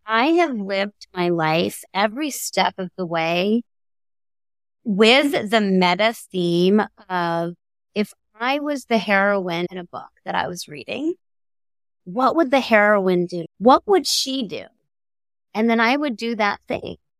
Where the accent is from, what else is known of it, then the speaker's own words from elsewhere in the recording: Miami, Florida, United States; I grew up in Miami